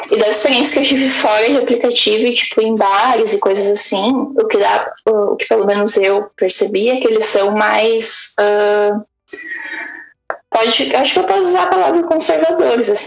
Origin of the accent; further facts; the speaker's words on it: Brazil; eu e todas as minhas amigas brasileiras, como bons brasileiros, a gente uhum. não ia passar o carnaval em casa.